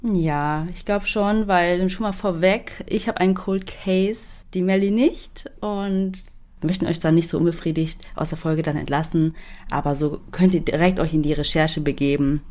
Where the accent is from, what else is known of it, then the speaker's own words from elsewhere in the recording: Germany; als Deutsche